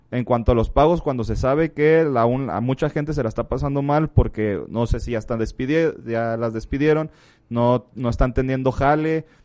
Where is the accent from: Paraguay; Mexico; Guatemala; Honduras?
Mexico; Así somos los mexicanos